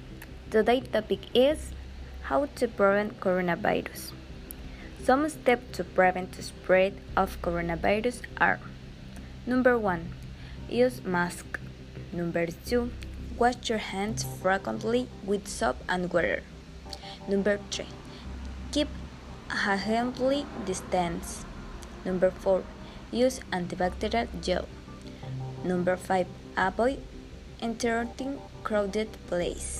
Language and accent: English; Ciudad Valles, San Luis Potosí, Mexico; English is a second language; So my birthplace is Ciudad Valles in the municipality of San Luis Potosí